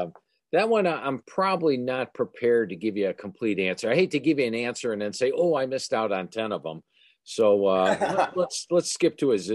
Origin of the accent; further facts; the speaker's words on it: Cleveland, Ohio, United States; I was born and raised in Cleveland